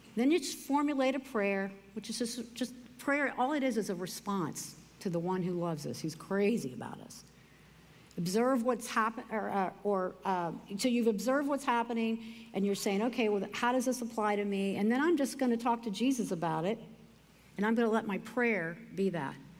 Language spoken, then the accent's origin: English; United States; I love being an American